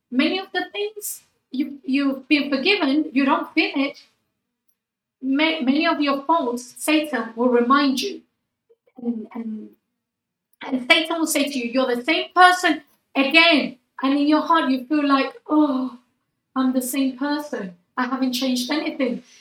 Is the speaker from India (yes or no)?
no; United Kingdom; I feel British. I sometimes I forget I'm, I'm British, but, oh, and then I go with a British passport.